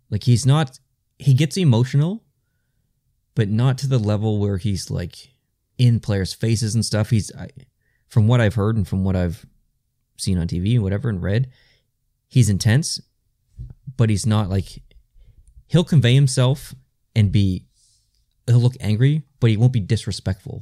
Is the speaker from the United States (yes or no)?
no; Canada; we are Canadian, so we're not used to that at all